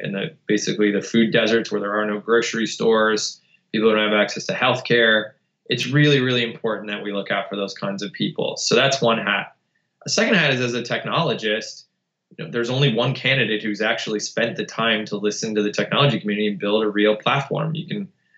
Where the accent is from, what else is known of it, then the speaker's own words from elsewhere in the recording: outside of Buffalo, New York, United States; moved away as an adult; we grew up outside of Buffalo in an auto parts community